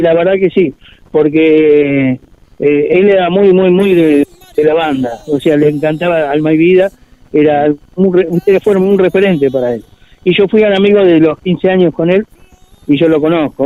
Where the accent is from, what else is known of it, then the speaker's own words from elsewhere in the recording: Mar del Plata, Buenos Aires Province, Argentina; nos da internamente como argentinos y este, Mar Platense